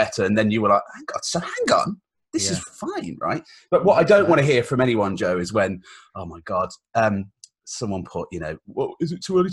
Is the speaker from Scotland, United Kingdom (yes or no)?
no; Redditch, West Midlands, United Kingdom; I grew up in Redditch